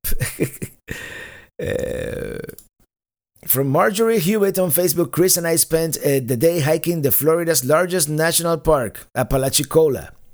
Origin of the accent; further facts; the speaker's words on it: Cuba; first language Spanish; English is a second language; moved away; my native language is Spanish. I was born in the island of Cuba